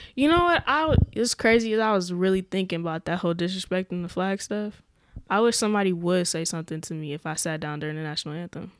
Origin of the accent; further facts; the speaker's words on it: Omaha, Nebraska, United States; I was from North Omaha